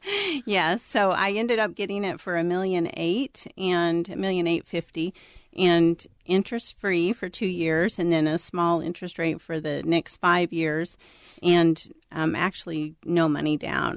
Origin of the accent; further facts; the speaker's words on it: Florida, United States; now in Minnesota, United States; I'm from Florida originally